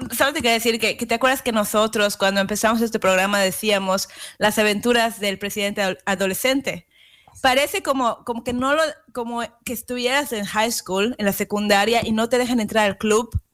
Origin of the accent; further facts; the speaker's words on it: Yucatán, Mexico; moved away; mi tierra, Yucateca